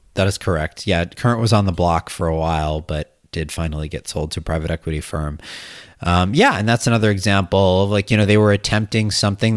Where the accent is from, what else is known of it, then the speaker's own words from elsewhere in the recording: Wisconsin, United States; moved away; I'm from Wisconsin, and I went back to Wisconsin for, for Thanksgiving